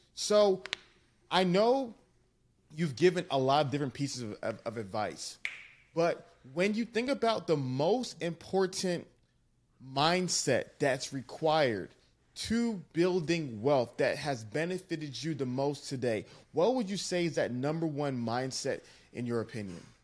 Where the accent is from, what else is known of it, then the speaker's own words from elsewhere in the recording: Nigeria; I'm Nigerian